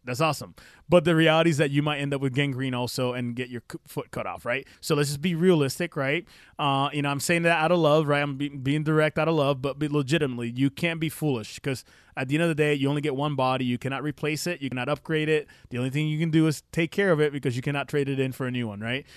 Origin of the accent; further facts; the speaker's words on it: Puerto Rico; I'm from Puerto Rico